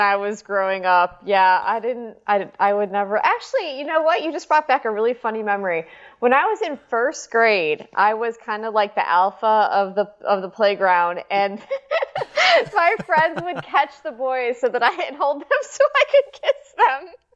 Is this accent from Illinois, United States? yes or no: yes; Chicago, Illinois, United States; I'm from Chicago, so everybody did ice skating